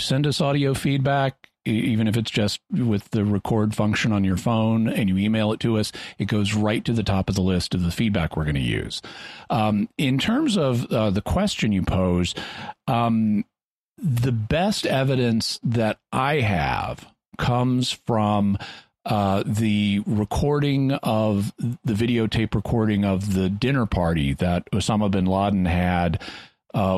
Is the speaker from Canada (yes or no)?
no; Fayetteville, Arkansas, United States; my hometown in Fayetteville, Arkansas